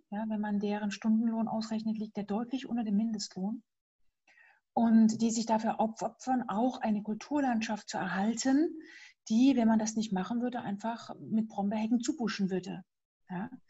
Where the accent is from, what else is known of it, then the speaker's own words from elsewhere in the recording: East Germany, Germany; Das kenne ich nur als Ossi. Ähm, ich durfte vorher auch nirgendwo hin.